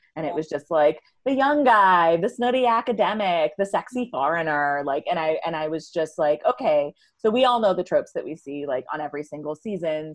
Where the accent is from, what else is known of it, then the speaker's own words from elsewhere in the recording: New York City, New York, United States; I grew up in and around New York City.